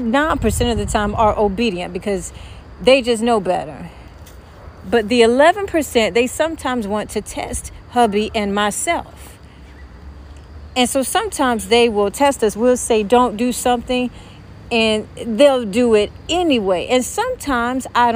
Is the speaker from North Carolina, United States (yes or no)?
yes; Louisburg, North Carolina, United States; she and I grew up together in Lewisburg, North Carolina.